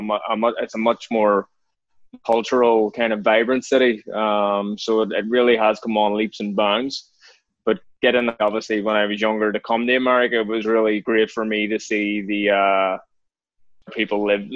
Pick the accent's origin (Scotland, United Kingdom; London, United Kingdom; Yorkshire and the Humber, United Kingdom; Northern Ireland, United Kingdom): Northern Ireland, United Kingdom; Belfast; born or raised there; moved away